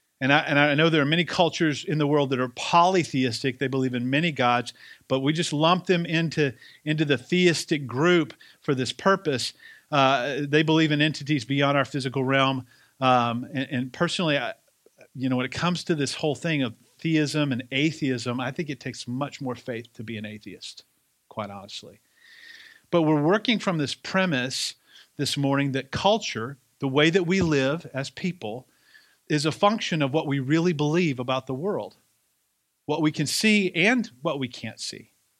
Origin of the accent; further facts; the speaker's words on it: the South, United States; accent: Southern; if it sounds like I have a little bit more of my Southern accent back, it's because I was just around a bunch of Southern people for 8 days